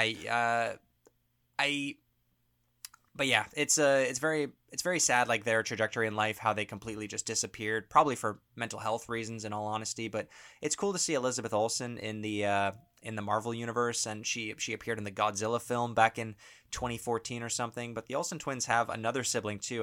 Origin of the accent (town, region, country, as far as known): Canada